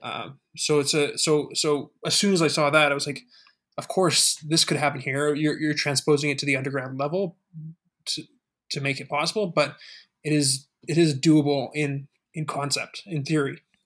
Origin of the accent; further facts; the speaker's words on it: Calgary, Alberta, Canada; moved away as an adult; also born or lived in Waterloo, Ontario; I come from Calgary, Alberta